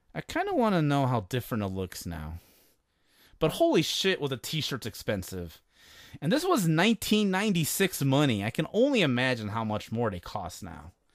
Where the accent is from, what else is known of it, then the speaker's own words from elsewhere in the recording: Chicago, Illinois, United States; I'm from Chicago